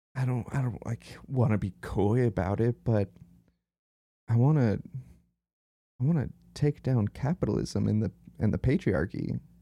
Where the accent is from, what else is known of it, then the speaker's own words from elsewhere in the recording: Utah, United States; we're from Utah